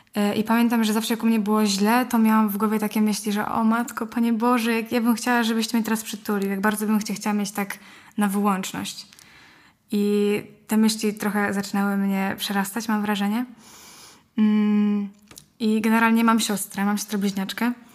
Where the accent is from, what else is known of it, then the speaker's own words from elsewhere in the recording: Łódź, Łódź Voivodeship, Poland; mam 16 lat, jestem z Łodzi